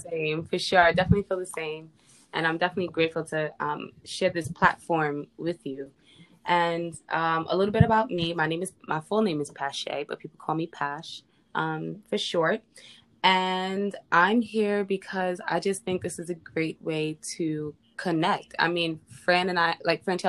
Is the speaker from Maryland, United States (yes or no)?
no; New York City, New York, United States; I am from the Bronx. I didn't mention where I was from. I am from the Bronx.